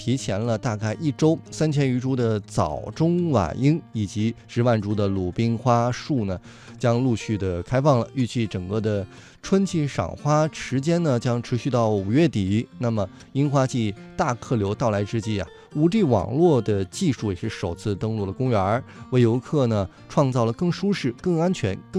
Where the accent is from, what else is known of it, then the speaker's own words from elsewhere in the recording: northern China, China; now in Beijing, China; 咱们俩身为北方人